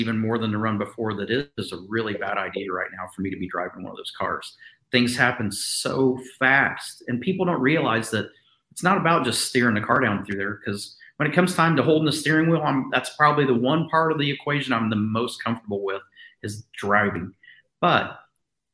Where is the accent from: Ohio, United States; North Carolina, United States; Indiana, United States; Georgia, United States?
Indiana, United States; Southern; I grew up in Indiana, in Southern Indiana, and as a Midwest family